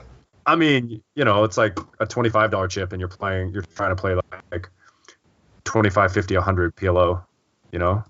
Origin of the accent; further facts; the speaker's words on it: Seattle, Washington, United States; I'm from Seattle